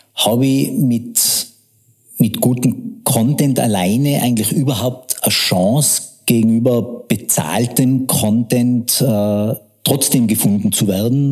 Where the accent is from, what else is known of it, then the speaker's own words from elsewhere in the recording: Tyrol, Austria; accent: Tyrolean; moved away as an adult; now in Vienna, Austria; bin geborener Tiroler, lebe seit 15 Jahren in Wien und mein Tiroler Dialekt schlägt ab und an durch